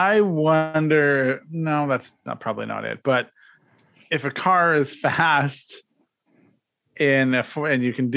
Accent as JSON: {"language": "English", "country": "Canada", "said": "as a Canadian"}